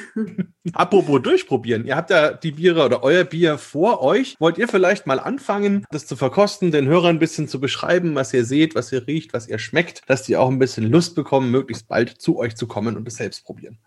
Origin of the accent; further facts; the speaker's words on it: Germany; bei uns in Deutschland